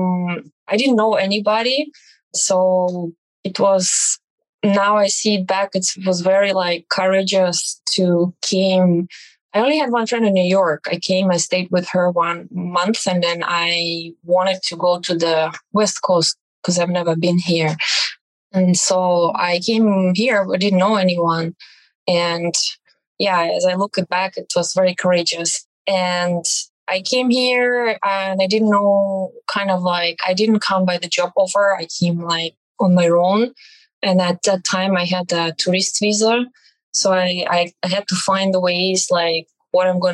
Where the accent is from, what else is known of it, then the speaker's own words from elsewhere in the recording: Belarus; moved away as an adult; now in United States; I am from Belarus